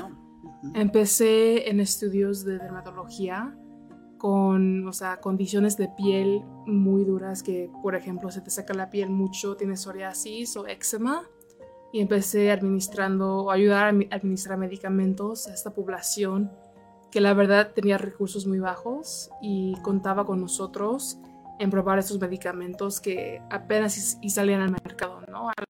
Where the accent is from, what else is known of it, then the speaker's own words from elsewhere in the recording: Texas, United States; also born or lived in Mexico City, Mexico / Los Angeles, United States; soy una mujer americana mexicana y crecí en Texas y en la Ciudad de México.